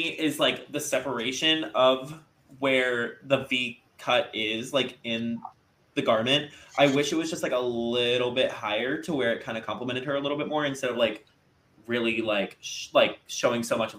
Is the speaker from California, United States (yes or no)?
no; Florida, United States; I'm from Florida, so, like, we're, like, a completely different breed of U.S.